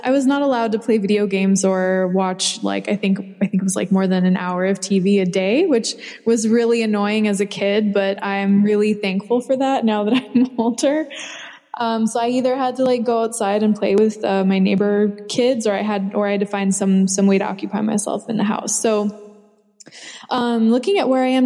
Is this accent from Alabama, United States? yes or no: no; Chicago suburbs, Illinois, United States; I grew up in the Chicago suburbs.